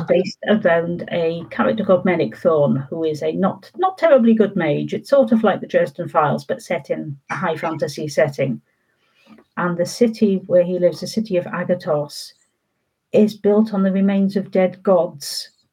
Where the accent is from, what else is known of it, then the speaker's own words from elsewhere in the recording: Wales, United Kingdom; I wasn't thinking about myself being Welsh at all in those books, to be honest.